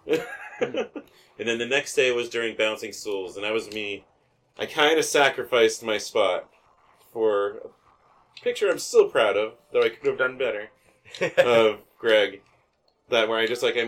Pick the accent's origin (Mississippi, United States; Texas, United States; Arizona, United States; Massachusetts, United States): Arizona, United States; Phoenix; I'm from Phoenix.